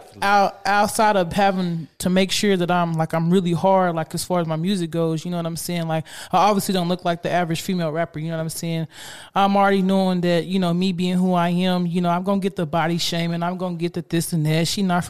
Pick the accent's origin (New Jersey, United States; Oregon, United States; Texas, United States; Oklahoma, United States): Oklahoma, United States; Spencer; I'm from Spencer, Oklahoma.